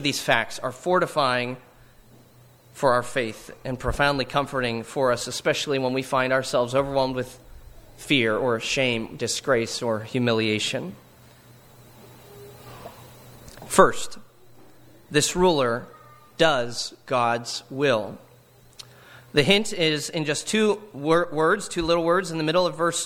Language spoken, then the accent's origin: English; Hollidaysburg, Pennsylvania, United States; what it was like to grow up in Hollidaysburg, Pennsylvania